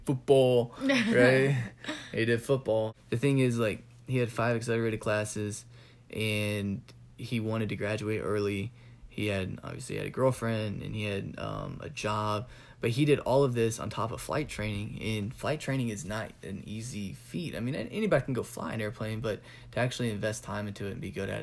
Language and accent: English; the South, United States; also born or lived in California; now in Georgia, United States; I've been raised kind of in the South